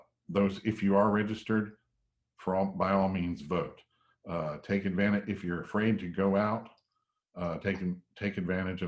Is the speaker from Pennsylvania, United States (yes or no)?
no; South Georgia, United States; now in Fayetteville, United States; I was born down in South Georgia and grew up in an agricultural world all my life